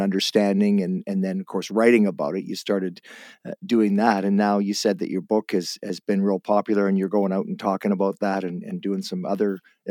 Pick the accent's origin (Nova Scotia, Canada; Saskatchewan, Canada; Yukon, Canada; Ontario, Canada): Ontario, Canada; Guelph; now in West Coast, Canada; I'm from Guelph, but I moved out of there when I was younger. So I never got into the music scene. I came out to the West Coast.